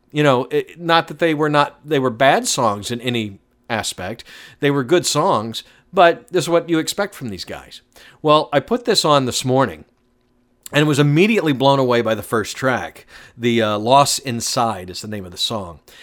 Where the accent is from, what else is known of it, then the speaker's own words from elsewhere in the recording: Atlanta, Georgia, United States; I'm being from Atlanta